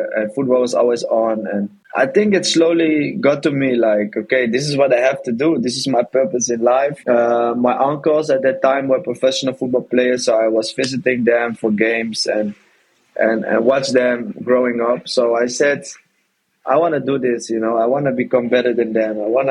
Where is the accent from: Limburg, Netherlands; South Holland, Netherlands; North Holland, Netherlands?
North Holland, Netherlands; Amsterdam; Long journey started off in Amsterdam as a kid growing up in the Netherlands.